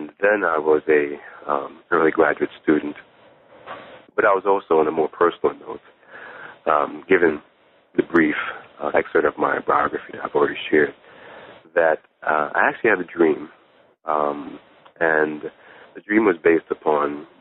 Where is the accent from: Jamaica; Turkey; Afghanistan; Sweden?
Jamaica; moved away; I was born in Jamaica in the Caribbean, but my mother's family are from Ghana, West Africa